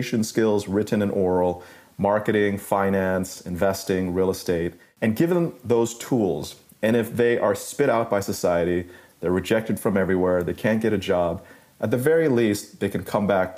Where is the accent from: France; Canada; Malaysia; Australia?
Malaysia; moved away; also born or lived in New York City; growing up in Malaysia as a middle school student